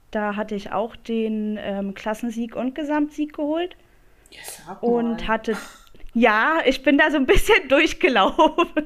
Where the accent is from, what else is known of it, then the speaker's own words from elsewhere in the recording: Brandenburg, Germany; komme aus der Nähe von Berlin und bin 31 Jahre jung.